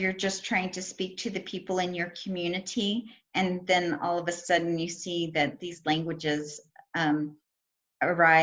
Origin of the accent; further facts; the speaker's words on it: United States; also born or lived in Reno, Nevada; we're from the United States and speak English